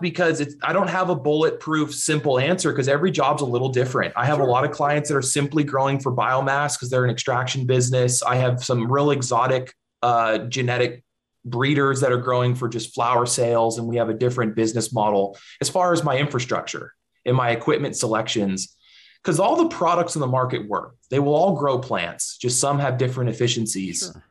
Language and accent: English; Central Valley, California, United States; also born or lived in Bay Area, California; I grew up in the Central Valley in California, where there's big agriculture all around